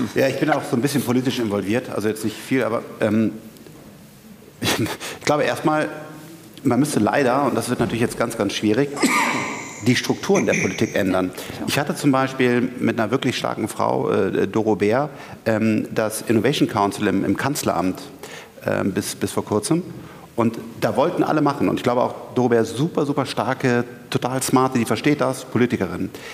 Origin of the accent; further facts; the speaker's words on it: Bonn, North Rhine-Westphalia, Germany; ich komme aus Bonn